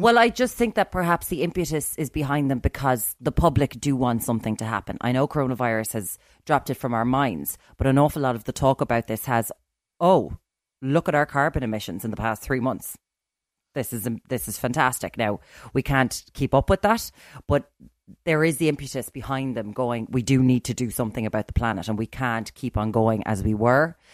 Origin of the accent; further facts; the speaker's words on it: Ireland; we're from Ireland